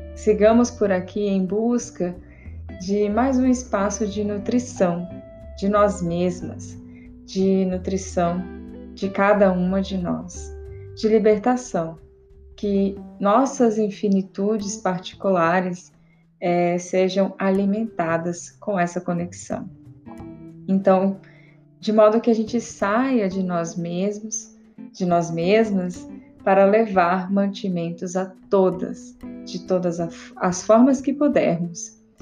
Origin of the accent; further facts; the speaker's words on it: interior of Rondônia, Brazil; sou do interior de Rondônia